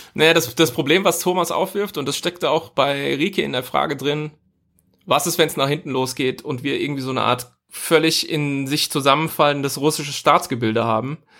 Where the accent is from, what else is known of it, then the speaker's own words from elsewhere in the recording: Germany; als Deutsche